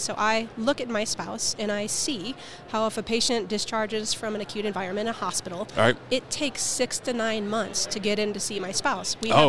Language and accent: English; St. Louis, Missouri, United States; St. Louis.